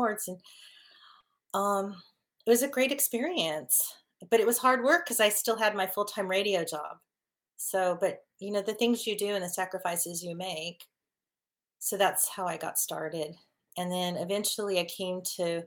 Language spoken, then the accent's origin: English; California, United States; also born or lived in Dallas; my home state of California